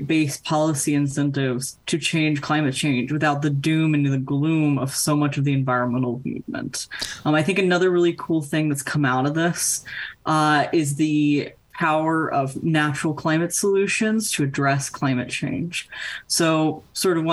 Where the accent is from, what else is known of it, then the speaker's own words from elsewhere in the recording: North Carolina, United States; my home state of North Carolina